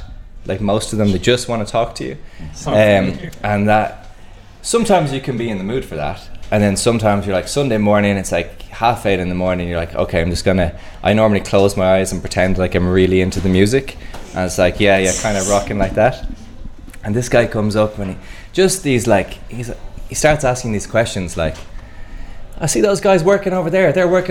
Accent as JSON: {"language": "English", "town": "Mullingar", "region": "Westmeath", "country": "Ireland", "lives_now": "Dublin, Ireland", "said": "So I moved from Mullingar to Dublin, so it was kind of, you know, country mouse to city mouse"}